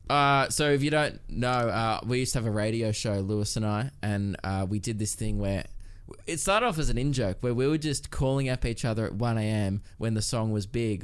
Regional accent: Melbourne, Victoria, Australia; growing up in Melbourne

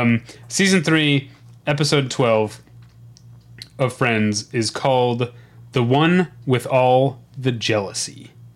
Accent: Missouri, United States; I grew up in Missouri

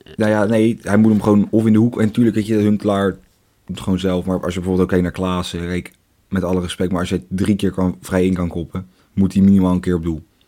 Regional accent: Leiden, South Holland, Netherlands; accent: Leidse accent; mijn Leidse accent komt er af en toe een beetje tussendoor

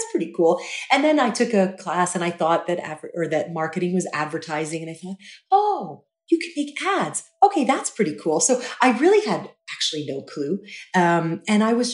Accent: Dubai, United Arab Emirates; I grew up in Dubai

